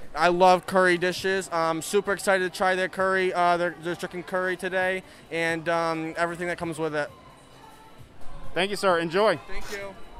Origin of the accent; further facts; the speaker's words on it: Elmira, New York, United States; now in Syracuse, United States; I was born in Elmira